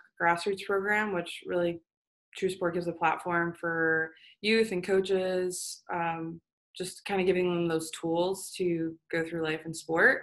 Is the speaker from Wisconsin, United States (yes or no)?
no; Plantation, Florida, United States; also born or lived in Germany / Fort Lauderdale, Florida; Plantation, where we grew up in Florida